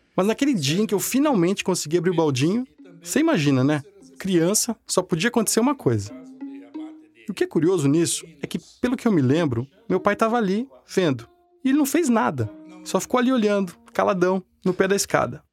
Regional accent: Florianópolis, Santa Catarina, Brazil; minha terra, uma rivalidade tipo Havaí Figueirense

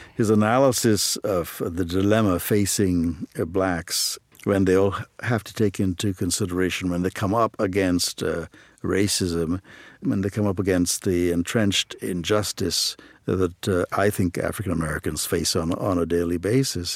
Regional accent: Trinidad & Tobago; moved away as an adult; also born or lived in Ohio; now in United States; I grew up in Trinidad and Tobago

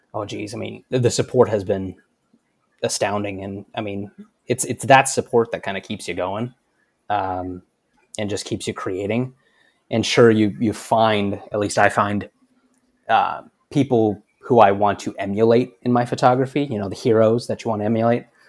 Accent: Cedar City, Utah, United States; I grew up in Cedar City, Utah, which is about forty-five minutes north of Zion

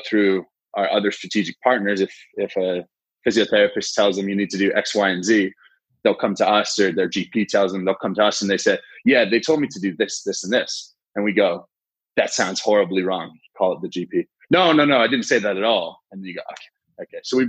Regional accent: Canada; moved away as an adult; now in Australia; I grew up in Canada

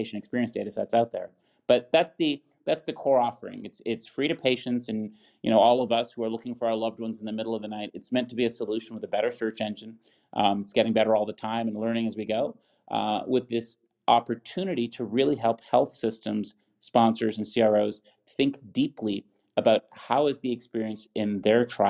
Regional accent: Buffalo, New York, United States; my hometown, University at Buffalo

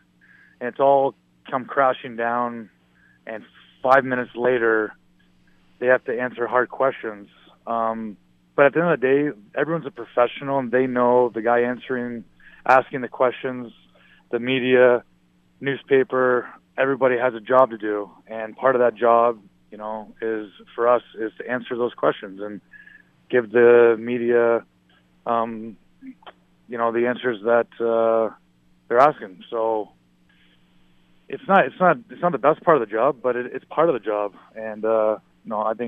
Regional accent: Toronto, Ontario, Canada; growing up in Toronto

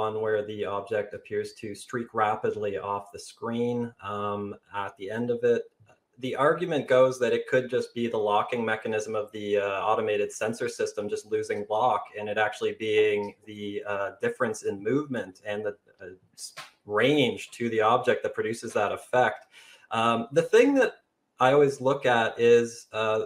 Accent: Canada; I'm a Canadian

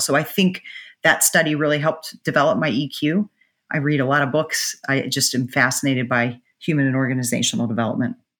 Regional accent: Pittsburgh, Pennsylvania, United States; moved away; where I grew up in Pittsburgh

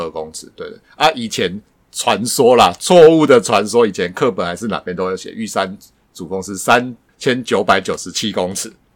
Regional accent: Tainan, Taiwan; moved away; 我乡下以前住台南的时候

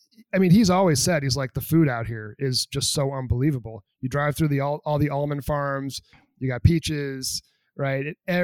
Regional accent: New Hampshire, United States; me growing up in New Hampshire, definitely the boonies.

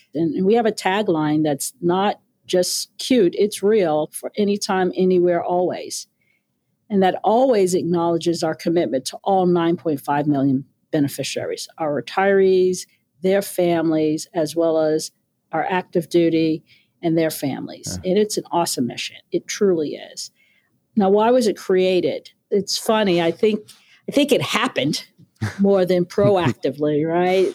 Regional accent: New York City, New York, United States; moved away as an adult; also born or lived in Brooklyn, New York; raised in Queens

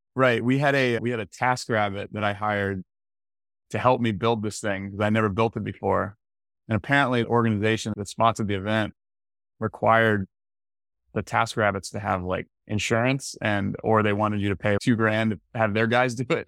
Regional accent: Tallahassee, Florida, United States; I'm from Florida, from Tallahassee, Florida originally.

